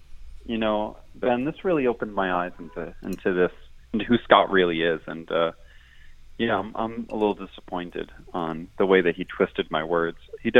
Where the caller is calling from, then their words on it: Berlin, Germany; I'm calling from Berlin, and I'm calling international